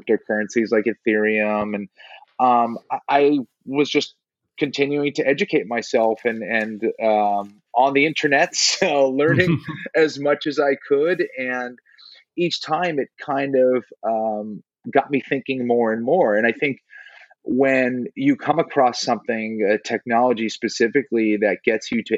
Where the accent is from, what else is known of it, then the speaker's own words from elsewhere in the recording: Boston, Massachusetts, United States; moved away as an adult; also born or lived in South Carolina; now in Los Angeles, United States; I'm originally from Boston. I was there in Boston till about 2000. I was there till the end of 2011